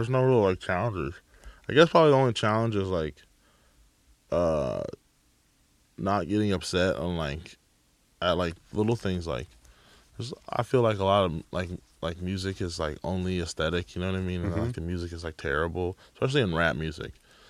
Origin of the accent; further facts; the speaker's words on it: Bay Area, California, United States; I grew up in the Bay Area.